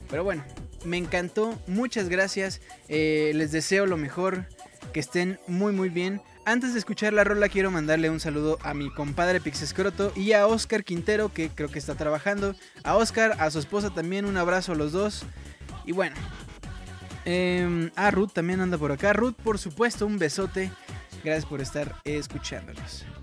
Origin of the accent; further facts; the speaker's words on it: Morelos, Mexico; now in Medellín, Colombia; Originalmente soy de Morelos, solo que ahora los mando saludar desde Medellín, Colombia.